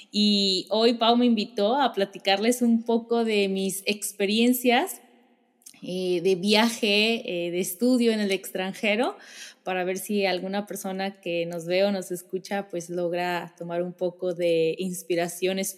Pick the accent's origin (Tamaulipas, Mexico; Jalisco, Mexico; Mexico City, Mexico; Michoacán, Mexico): Jalisco, Mexico; Guadalajara; yo soy de Guadalajara y estudié en la Universidad de Guadalajara